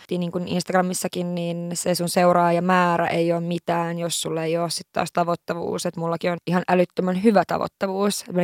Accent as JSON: {"language": "Finnish", "region": "Lapland", "country": "Finland", "tie": "born or raised there", "said": "mä oon pohjoisesta kotoisin, mä oon tämmöisiä Lapin tyttöjä"}